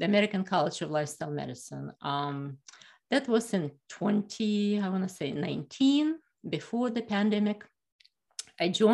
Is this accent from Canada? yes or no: no; Ukraine; moved away as an adult; now in Philadelphia, United States; I went to medicine in Ukraine, and I'm from Ukraine